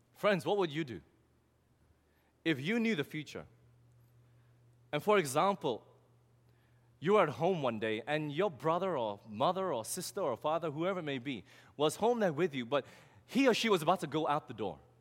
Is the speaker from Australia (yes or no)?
yes; Australia; moved away; I'm from Australia